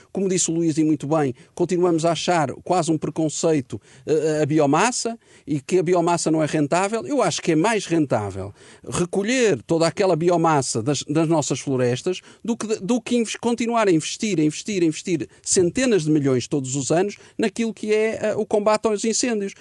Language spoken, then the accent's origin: Portuguese; Portugal; nós portugueses